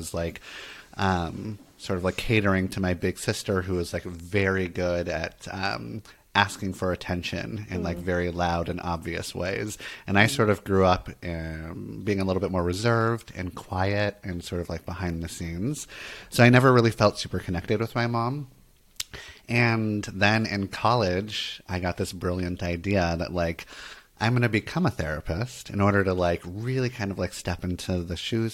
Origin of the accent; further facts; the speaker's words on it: Santa Monica, California, United States; I grew up in Santa Monica, California.